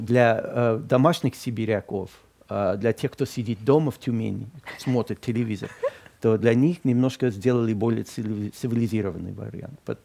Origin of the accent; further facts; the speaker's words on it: Boston, Massachusetts, United States; Russian is a second language; now in Moscow, Russia; мой родной город Бостон